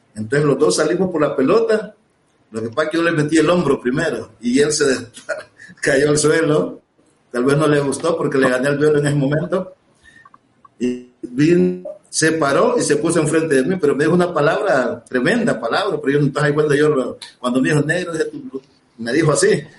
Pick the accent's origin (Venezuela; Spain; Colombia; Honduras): Honduras; Puerto Cortés, Cortés; moved away as an adult; also born or lived in Torreón, Mexico; Puerto Cortés, donde yo nací. Yo a los 17 años jugué ahí